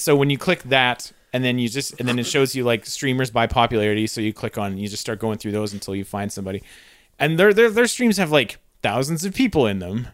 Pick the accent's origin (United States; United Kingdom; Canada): Canada; I'm trained as a Canadian